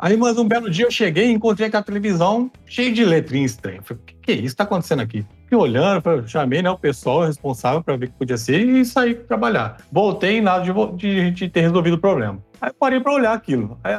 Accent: Ribeirão Preto, São Paulo, Brazil; tenho 44 anos, sou de Ribeirão Preto, casado, com dois filhos

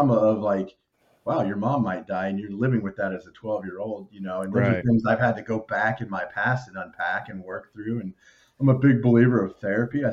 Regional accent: Overland Park, Kansas, United States; also born or lived in Western Illinois; born and raised in Kansas City

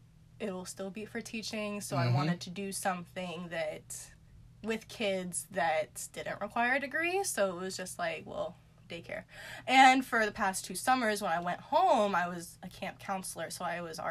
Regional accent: Charleston, South Carolina, United States; Well, I come from Charleston.

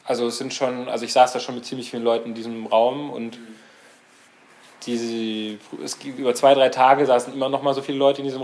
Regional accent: Stralsund, Mecklenburg-Vorpommern, Germany; now in Leipzig, Germany; Also ich komme, äh, beziehungsweise ich bin in Stralsund aufgewachsen

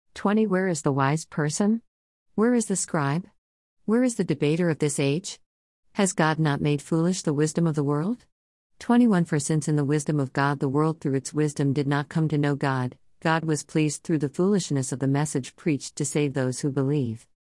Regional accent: United States; growing and living in the United States of America

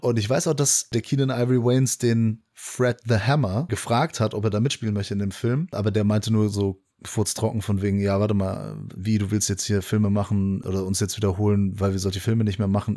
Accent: Bonn, North Rhine-Westphalia, Germany; Selbst als Bonner

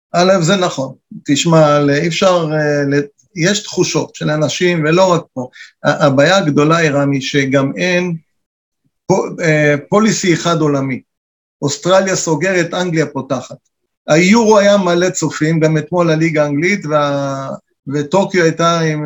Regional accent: Israel; כשאנחנו בחו"ל, אנחנו כולנו ישראלים גאים

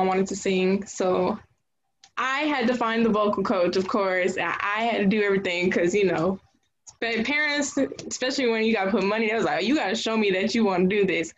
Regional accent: Jonesboro, Georgia, United States; I'm from Clayton County, specifically, around, like, the Jonesboro area

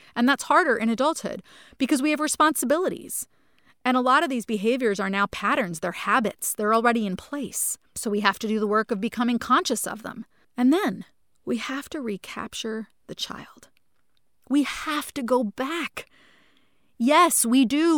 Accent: New Jersey, United States; a house that I grew up in in New Jersey

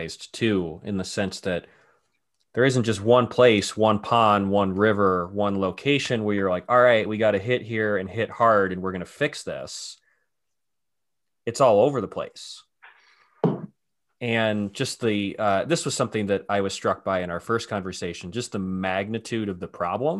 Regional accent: Cleveland, Ohio, United States; moved away; I grew up in Cleveland

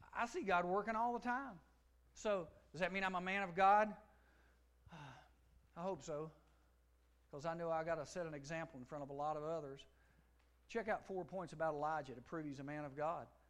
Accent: United States; Grew up with him back in Giles, where my hometown is.

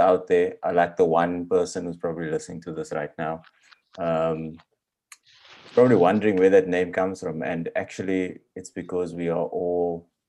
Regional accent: Cape Town, Western Cape, South Africa; we're all from Cape Town originally.

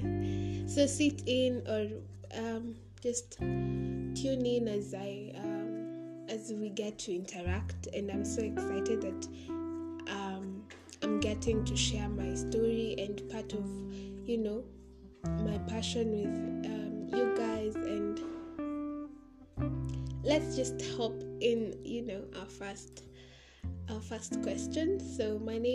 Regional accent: Kenya; I am a Kenyan by birth.

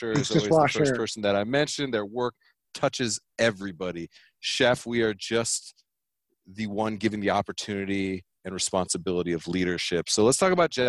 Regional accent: Vista, California, United States; also born or lived in Pasadena; I was born in Pasadena, and I graduated high school from Vista High School in North County, San Diego.

